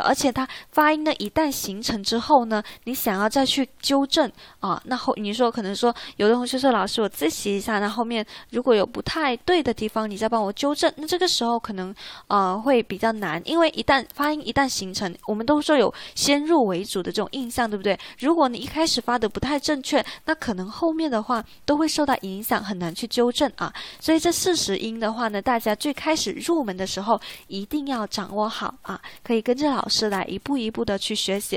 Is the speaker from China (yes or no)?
yes; China; 我们中国人